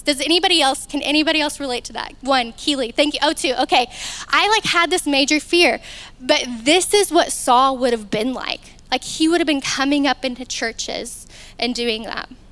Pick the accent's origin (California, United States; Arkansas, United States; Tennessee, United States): Arkansas, United States; Newport; moved away as an adult; now in Conway, United States; I'm from a small town called Newport